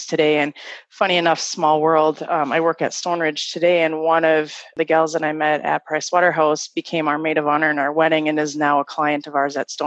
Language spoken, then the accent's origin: English; Fargo, North Dakota, United States; I grew up in Fargo